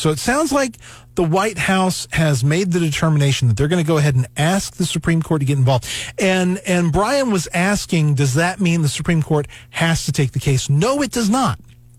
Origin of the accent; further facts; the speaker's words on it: the South, United States; And you know, I grew up in the South. And green bean casserole was a big thing where I grew up.